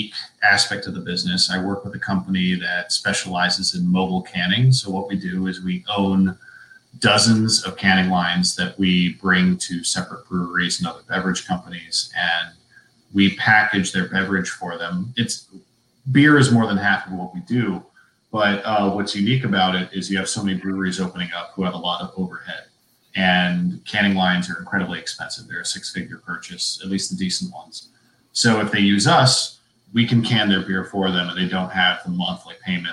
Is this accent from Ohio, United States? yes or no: yes; Ohio, United States; moved away; I'm from Ohio. I recently visited my folks